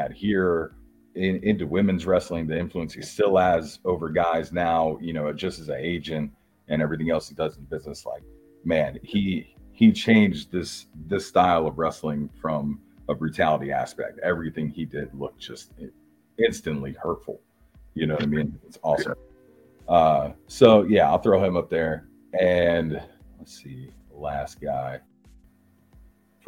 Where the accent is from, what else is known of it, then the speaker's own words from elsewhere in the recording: New Jersey, United States; I'm from Jersey.